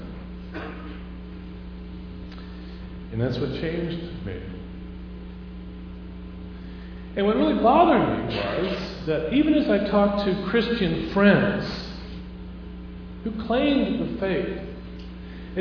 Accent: Houston, Texas, United States; moved away as an adult; also born or lived in Guatemala / Guatemala City; now in Denver, United States; I was born and raised in Houston.

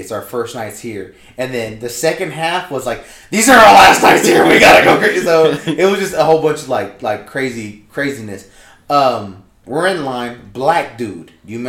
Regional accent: Texas, United States; us being from Texas

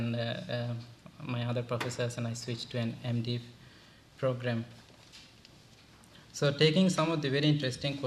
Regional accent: Bangladesh; also born or lived in Sri Lanka; now in United States; I'm from Bangladesh. I did all my studies in Sri Lanka.

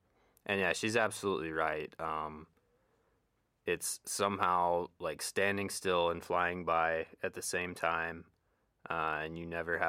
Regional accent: Fort Walton Beach, Florida, United States; now in Monterey, United States; I'm from Fort Walton Beach, Florida. I got here at DLI late September of last year.

